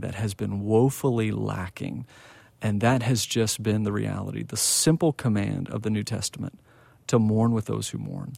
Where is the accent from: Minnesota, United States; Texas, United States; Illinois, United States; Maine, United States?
Texas, United States; Plano; I grew up in Plano, Texas